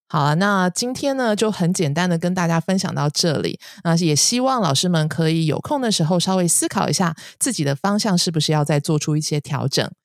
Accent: Taiwan; 台湾的学生，尤其是在我们这个年代的学生

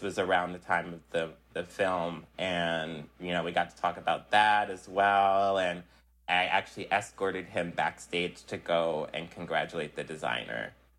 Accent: Philadelphia, Pennsylvania, United States; also born or lived in South Jersey, New Jersey; growing up in Philly and South Jersey

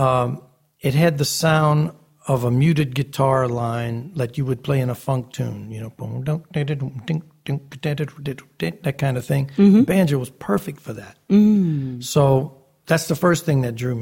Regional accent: New Orleans, Louisiana, United States; Growing up in New Orleans

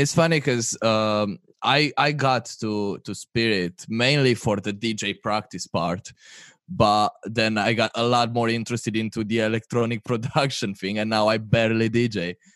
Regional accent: Romania; moved away as an adult; also born or lived in Manchester, United Kingdom; here in my hometown

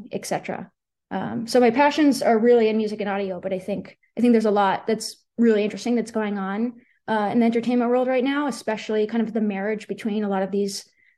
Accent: Boston, Massachusetts, United States; moved away as an adult; also born or lived in New York City; I'm from Boston, Massachusetts.

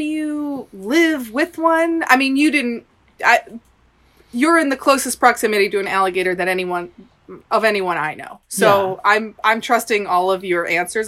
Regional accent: rural Indiana, United States; I'm from Indiana, rural Indiana

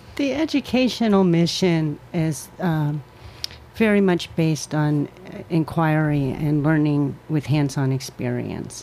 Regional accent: Virginia, United States; now in New York, United States; I grew up in Virginia

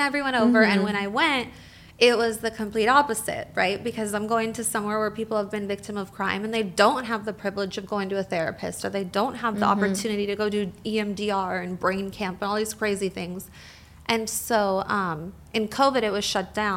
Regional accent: Orange County, California, United States; I grew up here in Orange County

